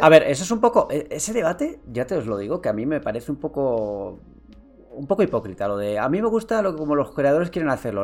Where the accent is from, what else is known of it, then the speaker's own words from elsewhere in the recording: San Sebastián, Basque Country, Spain; now in Madrid, Spain; yo soy de Donosti, aunque ahora vivo en Madrid.